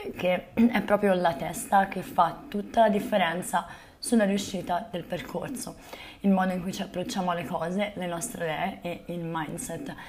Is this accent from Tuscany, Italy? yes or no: yes; Volterra, Tuscany, Italy; moved away as an adult; also born or lived in Zahara de los Atunes, Spain; a Volterra, nel mio paese natale